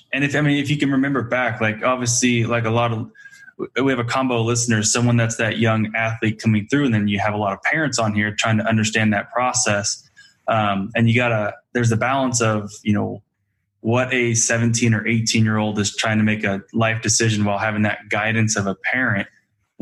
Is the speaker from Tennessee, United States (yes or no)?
no; Marysville, California, United States; I grew up in Marysville, California